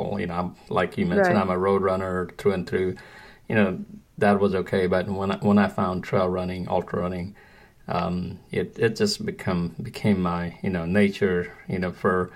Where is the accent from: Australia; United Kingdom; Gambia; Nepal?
Nepal; moved away; born and raised in Nepal